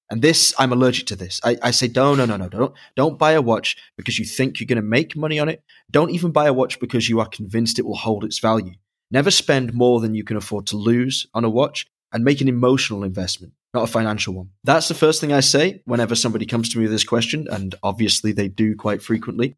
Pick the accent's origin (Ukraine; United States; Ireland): Ireland; Dublin, Leinster; I was born in Dublin, but have also visited and worked in Dublin, Ohio.